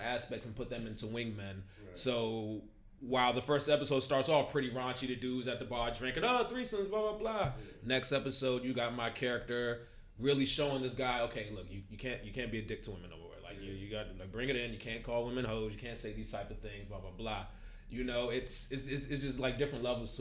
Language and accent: English; Maryland, United States; moved away; I'm originally from Maryland, and when I first moved here